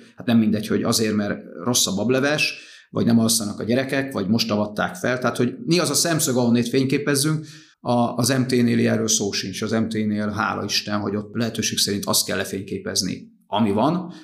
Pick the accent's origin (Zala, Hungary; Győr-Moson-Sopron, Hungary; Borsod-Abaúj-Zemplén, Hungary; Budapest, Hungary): Zala, Hungary; Nagykanizsa; klasszikus utcakölyök, Nagykanizsán nevelődtem a Herman Otto utcába, lakótelep